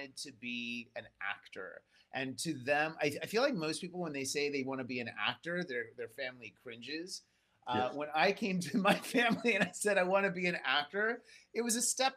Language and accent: English; Seattle, Washington, United States; growing up in the Seattle area